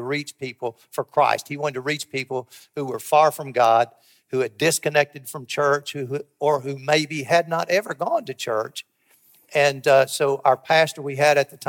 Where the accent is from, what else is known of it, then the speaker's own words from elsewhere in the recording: Somerset, Kentucky, United States; moved away as an adult; now in Cookeville, United States; Alice and I grew up in Somerset, Kentucky